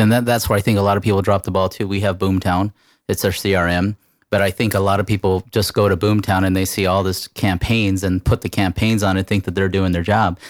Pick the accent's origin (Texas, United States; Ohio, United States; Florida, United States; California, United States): California, United States; moved away; I'm from California. I'm not from here